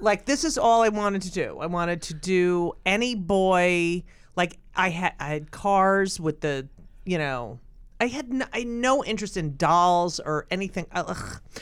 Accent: Clark, New Jersey, United States; born or raised there; moved away

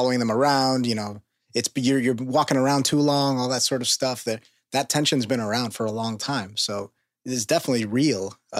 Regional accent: New York City, New York, United States; I grew up in and around New York City, so I'm very, you know, in the middle of all this stuff.

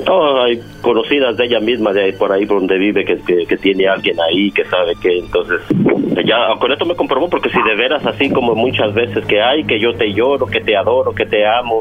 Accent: Mexico; yo soy de México

